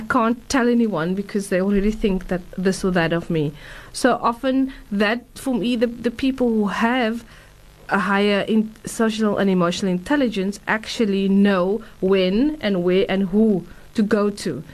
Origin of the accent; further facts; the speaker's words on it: Durban, KwaZulu-Natal, South Africa; I grew up in Durban